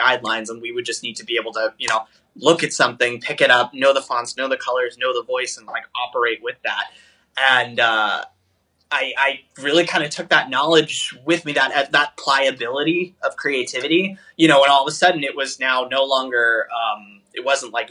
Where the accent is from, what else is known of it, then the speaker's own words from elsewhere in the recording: Northeast, United States; moved away as an adult; now in Central Florida, United States; I grew up in the Northeast and I went to school in the Northeast and I've lived pretty much my entire life in the Northeast